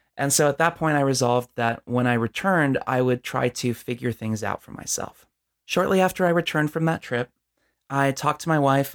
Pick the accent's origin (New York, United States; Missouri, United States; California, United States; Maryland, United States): California, United States; Southern; I'm from Southern California